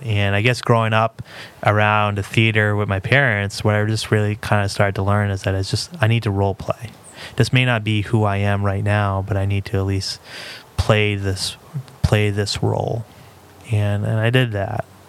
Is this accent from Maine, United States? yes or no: yes; Lewiston, Maine, United States; It's my hometown. You know, this is where I've been all but a month of my life.